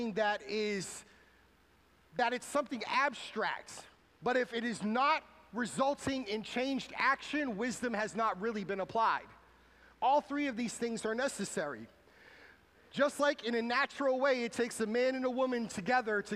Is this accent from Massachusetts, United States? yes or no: yes; New Bedford, Massachusetts, United States; moved away; my hometown in New Bedford, Massachusetts